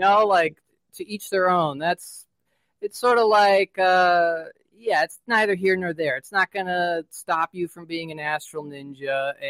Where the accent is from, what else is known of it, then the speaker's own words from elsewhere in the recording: West Coast, United States; I am from West Coast.